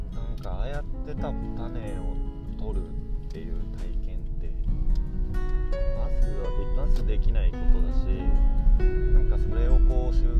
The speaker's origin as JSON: {"language": "Japanese", "town": "Morioka", "region": "Iwate", "country": "Japan", "tie": "born or raised there", "moved": "yes", "lives_now": "Yosano, Japan", "said": "岩手盛岡出身"}